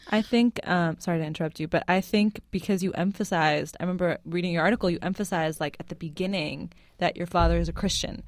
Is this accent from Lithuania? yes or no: no; Lebanon; now in United States; I'm Syrian and I'm Lebanese, and I grew up in Lebanon